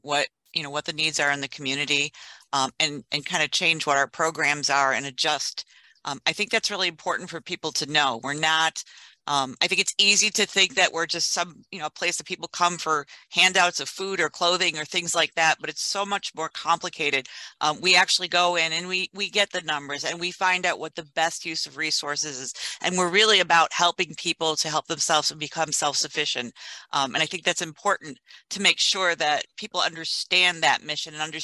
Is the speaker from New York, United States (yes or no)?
yes; Buffalo, New York, United States; moved away as an adult; I'm originally from Buffalo, so I moved here probably in the mid-90s.